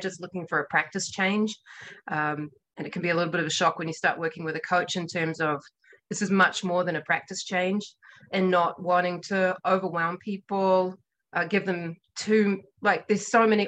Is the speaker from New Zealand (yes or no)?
yes; New Zealand; now in Montana, United States; I'm a New Zealander